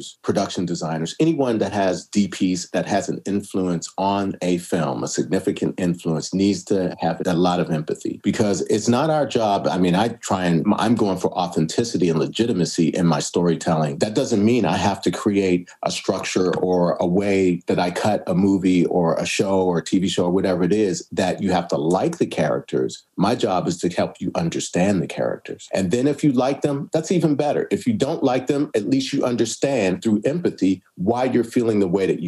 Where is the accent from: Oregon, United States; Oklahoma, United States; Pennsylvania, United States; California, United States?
Pennsylvania, United States; Pittsburgh; moved away; I come from Pittsburgh